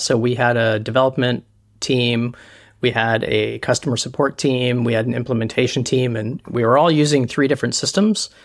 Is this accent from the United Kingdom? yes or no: no; Canada; I'm Canadian